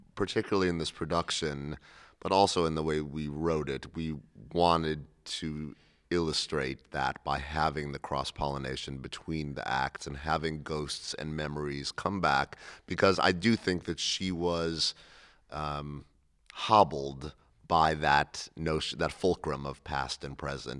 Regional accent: Cleveland, Ohio, United States; I grew up in Cleveland, Ohio.

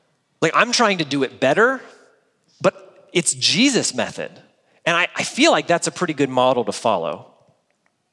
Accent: United States; as American adults

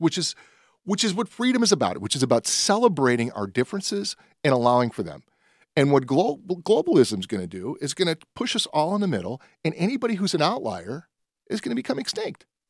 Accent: Nashville, Tennessee, United States; I was born in the South. I was born in Nashville

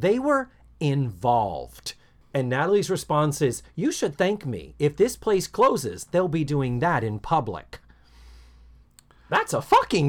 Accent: Brockton, Massachusetts, United States; I remember seeing the ads for the Skyview Drive-In on South Main Street in Brockton, Mass., my hometown.

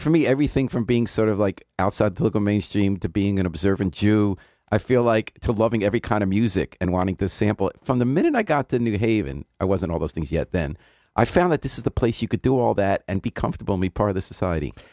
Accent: Westchester, New York, United States; I grew up in Westchester.

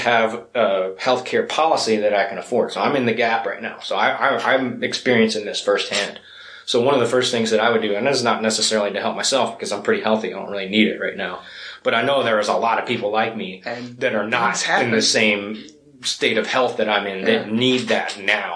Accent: United States; I'm from Keystone, Odessa area

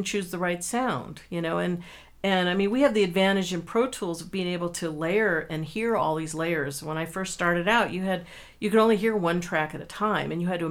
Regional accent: California, United States; I grew up in California, so I never trudged through snow

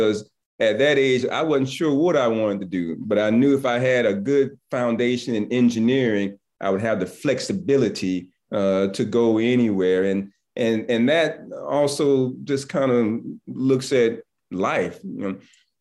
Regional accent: Aiken, South Carolina, United States; also born or lived in Atlanta, Georgia; I'm from Aiken, South Carolina

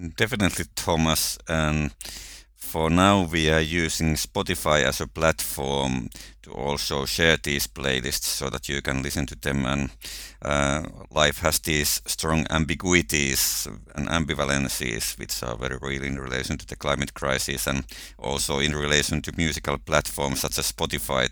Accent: Finland; I'm coming from Finland

